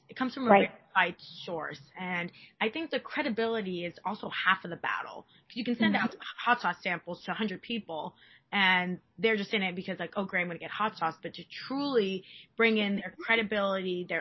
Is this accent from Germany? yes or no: no; Dominican Republic; I'm from the Dominican Republic